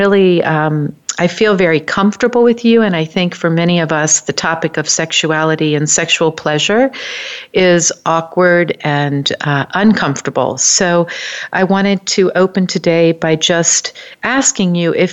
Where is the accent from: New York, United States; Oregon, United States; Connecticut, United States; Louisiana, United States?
Louisiana, United States; New Orleans; I grew up in New Orleans